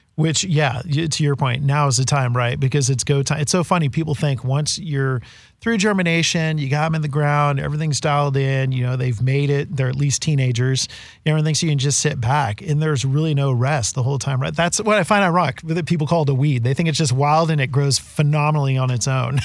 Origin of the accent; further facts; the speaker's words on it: California, United States; I'm a Westerner. I guess I'm a referee in this game because I'm from California